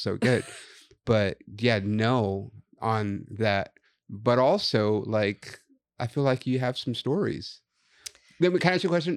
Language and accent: English; Los Angeles, California, United States; also born or lived in Inland Empire; I'm also from here.